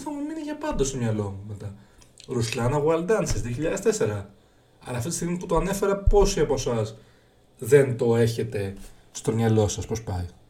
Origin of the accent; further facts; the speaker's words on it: Greece; εμείς σαν Έλληνες